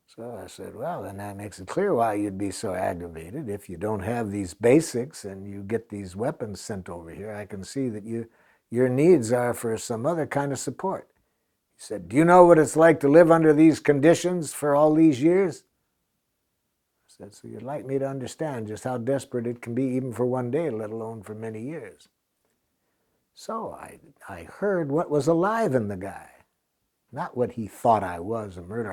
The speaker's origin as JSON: {"language": "English", "country": "United States", "said": "I'm an American"}